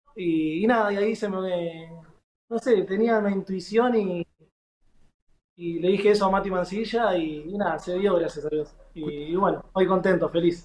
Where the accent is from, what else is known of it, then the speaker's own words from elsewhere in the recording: Guernica, Buenos Aires Province, Argentina; moved away as an adult; also born or lived in Asunción, Paraguay; now in Paraná, Argentina; Yo soy de Guernica, zona sur, bien al fondo.